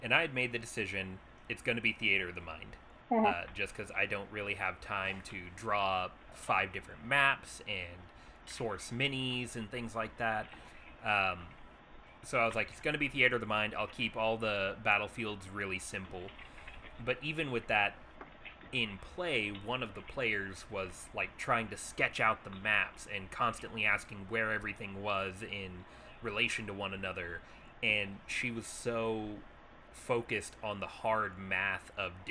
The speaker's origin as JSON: {"language": "English", "region": "Texas", "country": "United States", "tie": "born or raised there", "said": "Growing up in Texas"}